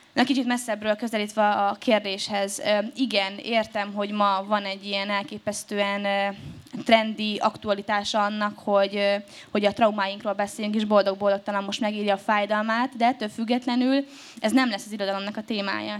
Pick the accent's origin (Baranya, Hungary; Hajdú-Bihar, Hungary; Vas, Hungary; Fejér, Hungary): Hajdú-Bihar, Hungary; Debrecen; now in Budapest, Hungary